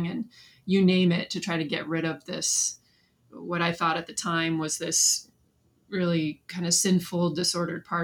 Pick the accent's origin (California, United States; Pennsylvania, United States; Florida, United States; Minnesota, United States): California, United States; Southern; I was born and raised in Southern California